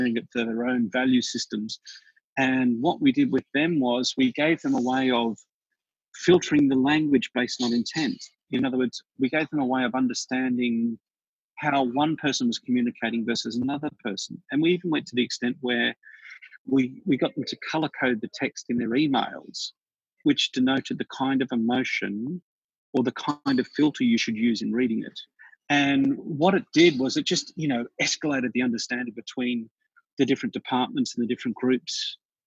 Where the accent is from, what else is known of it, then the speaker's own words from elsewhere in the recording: Australia; Australians will often get themselves into trouble in North America because we'll open with something that feels like a slap.